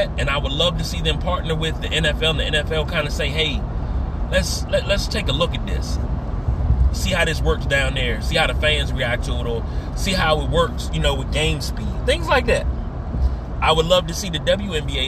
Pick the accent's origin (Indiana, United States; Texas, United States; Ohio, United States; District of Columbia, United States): District of Columbia, United States; Washington; moved away; also born or lived in Fredericksburg, Virginia; where I grew up at, off of South Dakota Avenue and Northeast DC to Riggs Road